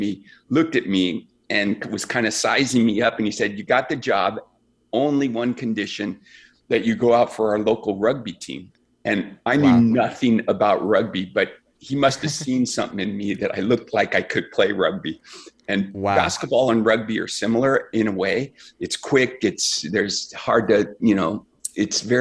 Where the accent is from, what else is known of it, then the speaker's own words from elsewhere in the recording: Central California, United States; I grew up in a second generation immigrant family in a little farming community in Central California